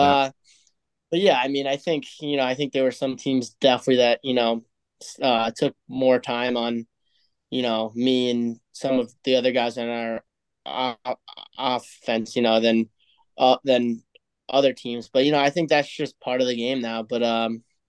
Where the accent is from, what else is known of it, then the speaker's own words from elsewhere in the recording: United States; as an American